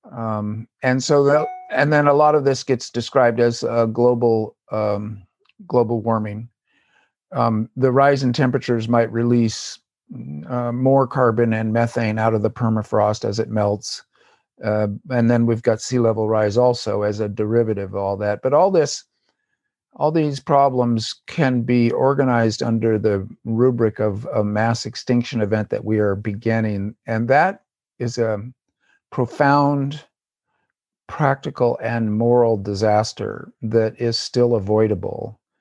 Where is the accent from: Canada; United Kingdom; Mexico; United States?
United States; Southern California; also born or lived in Davis, California; I live in Davis, California, and grew up in Southern California